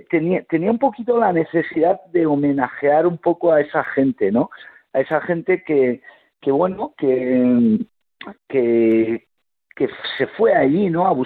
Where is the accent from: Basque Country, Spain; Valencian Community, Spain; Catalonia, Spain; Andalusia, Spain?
Basque Country, Spain; Yo vengo de una familia andaluza, granadina, nací en Euskadi, pero bueno, mis abuelos se trasladaron a, a Euskadi a buscarse, a buscarse la vida y, arrastraron a, mis padres